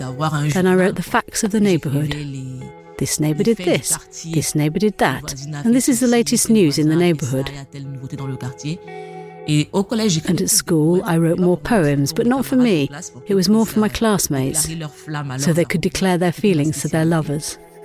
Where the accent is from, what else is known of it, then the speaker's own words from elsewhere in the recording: Cameroon; now in Berlin, Germany; That's how we thought when we're from Cameroon and when we see a policeman.